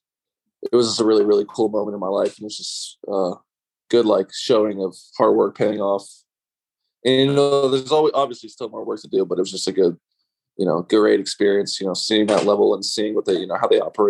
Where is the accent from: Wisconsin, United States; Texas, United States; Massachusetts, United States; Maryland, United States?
Maryland, United States; also born or lived in Akron, Ohio; So I was born in Akron. Oh, gotcha. Okay. And I lived there for about 6 years. So, but I basically grew up in Maryland. So like all my memories and stuff are from Maryland.